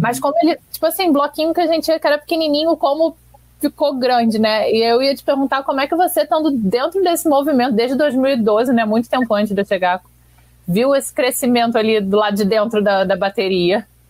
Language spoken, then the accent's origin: Portuguese; Rio de Janeiro, Brazil; eu que sou daqui, nascida e criada no Rio